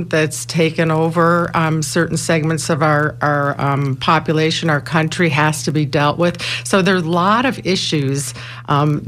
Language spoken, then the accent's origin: English; Buffalo, New York, United States; now in Tampa, United States; I'm from Buffalo, too